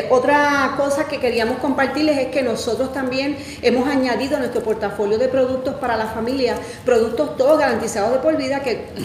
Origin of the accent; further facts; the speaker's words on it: Puerto Rico; moved away as an adult; now in United States; mi esposo y yo ya llevamos 10 años acá en la Florida, este, llegamos desde Puerto Rico